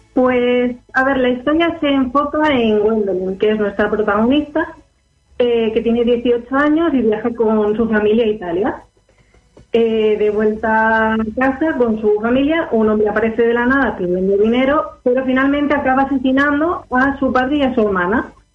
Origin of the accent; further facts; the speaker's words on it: Alicante, Valencian Community, Spain; Soy de El Alicante.